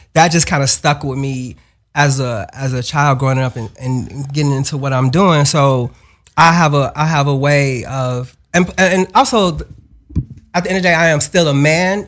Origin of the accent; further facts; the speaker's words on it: Chicago, Illinois, United States; we grew up in the same building as …